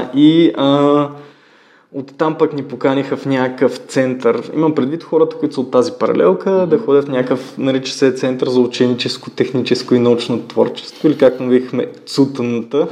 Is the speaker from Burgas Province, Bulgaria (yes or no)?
no; Ruse, Ruse Province, Bulgaria; ходих по разни школи в Русе, откъдето съм родом